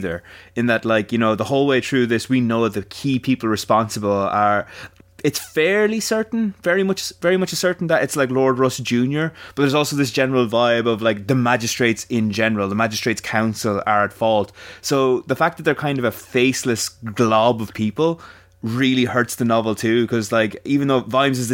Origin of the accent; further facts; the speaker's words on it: Ireland; we're Irish